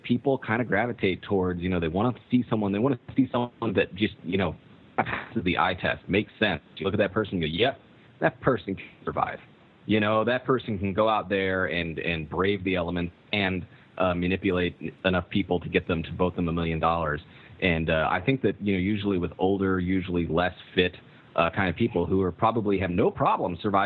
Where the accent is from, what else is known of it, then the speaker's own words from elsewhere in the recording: California, United States; moved away as an adult; also born or lived in Michigan; I was going to school in Michigan. I'm originally from California, but I'm in Michigan at this time